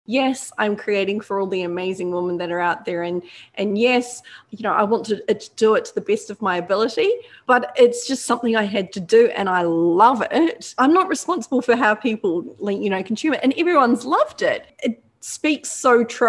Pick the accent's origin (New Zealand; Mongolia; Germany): New Zealand; now in Australia; I'm a Kiwi, but, you know, I'm adopted by now.